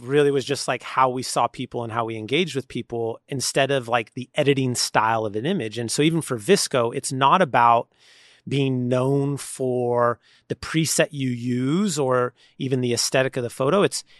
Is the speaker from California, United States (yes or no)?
yes; San Leandro, California, United States; also born or lived in Oakland; I mean, I've born and raised in San Leandro, which is just south of Oakland, and then also Oakland.